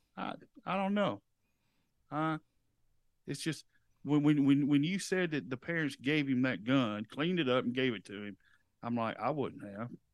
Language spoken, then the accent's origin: English; the South, United States; we're from the South